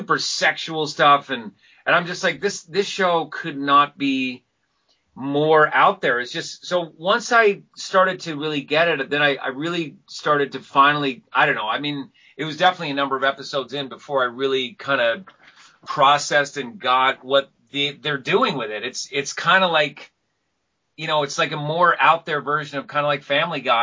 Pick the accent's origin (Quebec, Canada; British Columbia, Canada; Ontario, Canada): British Columbia, Canada; Vancouver; I'm glad to be the first Vancouverite actor